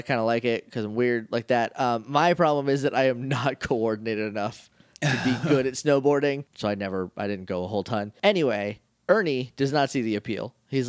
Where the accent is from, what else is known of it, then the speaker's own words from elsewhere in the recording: New Hampshire, United States; I grew up in New Hampshire.